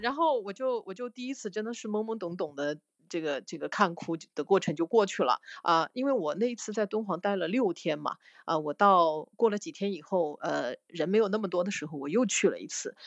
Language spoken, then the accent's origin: Chinese; southern China, China; 我们是南方的那个，我是南方人